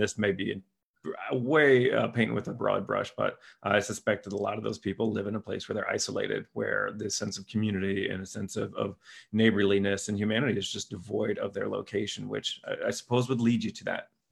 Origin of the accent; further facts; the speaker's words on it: Lima, Ohio, United States; my hometown, Lima, Ohio